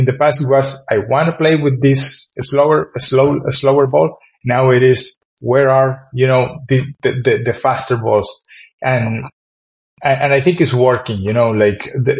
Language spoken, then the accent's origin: English; Ireland; So when we came from Ireland to play in those places, we were smashed.